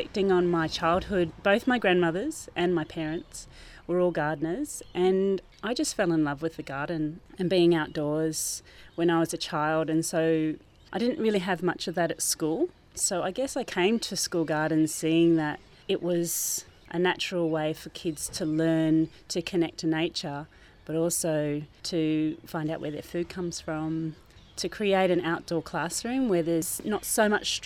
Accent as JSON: {"language": "English", "town": "Maramarua", "region": "Waikato", "country": "New Zealand", "tie": "born or raised there", "also_born_or_lived": "Thames, New Zealand", "moved": "yes", "lives_now": "Brunswick Heads, Australia", "said": "I grew up in New Zealand. I was born in Thames in the North Island on the Coromandel Peninsula, and I grew up in a little town called Maramarua."}